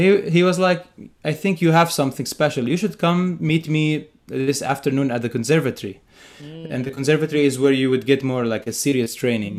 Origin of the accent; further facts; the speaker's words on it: Bethlehem, West Bank, Palestine; moved away; I'm originally from Palestine. I grew up in, uh, in Bethlehem, Palestine, a very historic place.